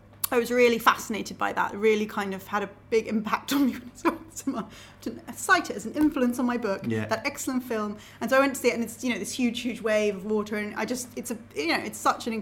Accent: Cambridge, East of England, United Kingdom; also born or lived in Manchester; I feel like I'm from Cambridge because mm-hmm. I've lived in Cambridge for the vast majority of my life

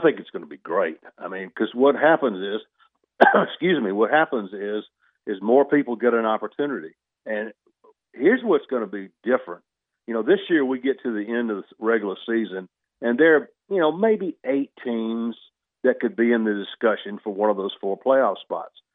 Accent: Union Point, Georgia, United States; come from my hometown. I live in a suburb of Greensboro called Union Point, fifteen hundred people

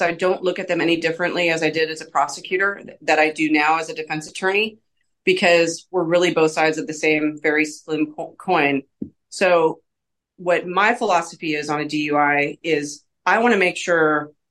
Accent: Seattle, Washington, United States; moved away as an adult; also born or lived in North Carolina; now in Evansville, United States; I'm originally from the Seattle area

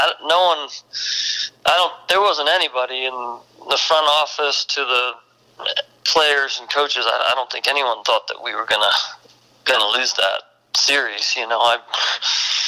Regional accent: East Coast, United States; I'm from the East Coast

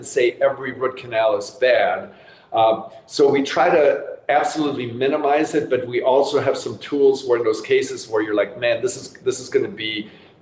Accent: Germany; moved away; I grew up in Germany

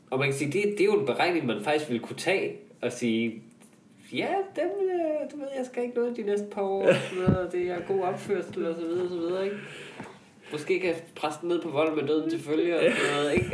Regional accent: Jutland, Denmark; hvor er vi også to jyder

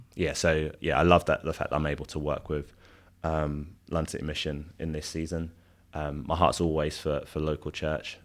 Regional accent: London, United Kingdom; I'm Nigerian Londoner

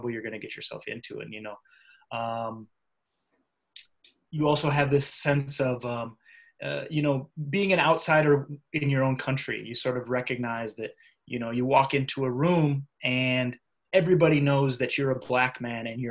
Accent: Minnesota, United States; moved away; also born or lived in Iowa; I grew up in Minnesota, so my general experience is from there. Went to school in Iowa

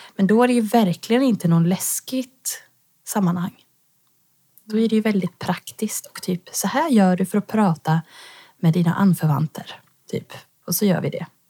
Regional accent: Tidan, Västra Götaland, Sweden; now in Stockholm, Sweden; jag bor i Stockholm just nu men jag kommer ifrån Tidan som är en liten bonnahöla utanför Skövde

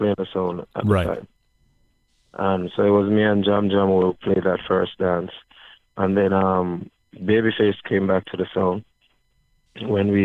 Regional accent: New York City, New York, United States; I'm from Queens. I live in Queens, New York

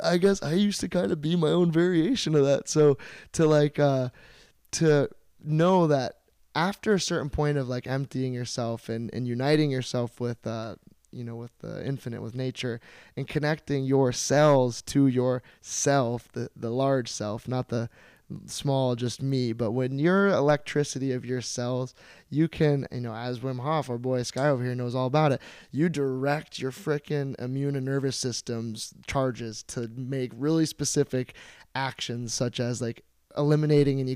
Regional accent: St. Petersburg, Florida, United States; Saint Petersburg, Florida

